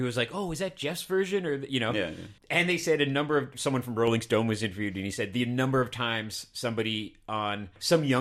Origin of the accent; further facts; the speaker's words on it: Canada; I'm a Canadian